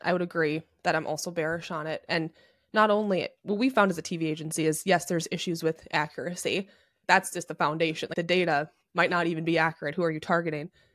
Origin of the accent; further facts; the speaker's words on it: Minnesota, United States; I'm Minnesotan, so I'm pr-, basically Canadian.